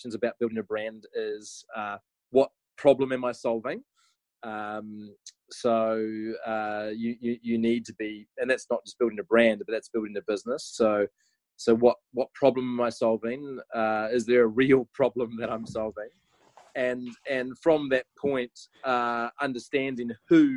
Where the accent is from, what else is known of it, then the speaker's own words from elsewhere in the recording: Wairoa, Hawke's Bay, New Zealand; I grew up in Wairoa in New Zealand, and I grew up on a sheep and cattle farm of about 1,000 acres